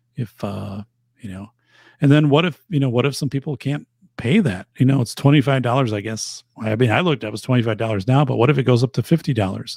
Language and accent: English; Wisconsin, United States; I'm from Wisconsin